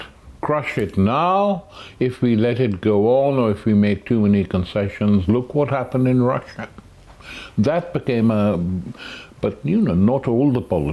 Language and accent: English; Pakistan; now in United Kingdom; When I was young, growing up in Pakistan